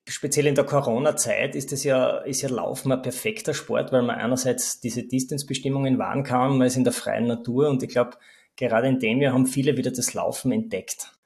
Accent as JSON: {"language": "German", "country": "Austria", "said": "Bei uns in Österreich"}